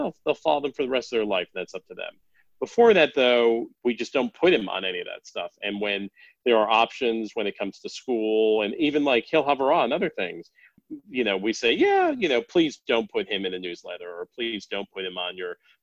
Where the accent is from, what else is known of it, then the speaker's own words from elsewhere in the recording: Denver, Colorado, United States; also born or lived in Boston, Massachusetts; I grew up initially in Boston and then in Denver